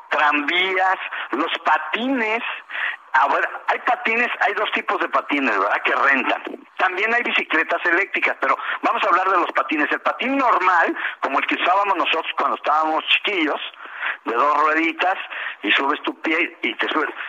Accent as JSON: {"language": "Spanish", "country": "Mexico", "said": "nosotros somos mexicanos"}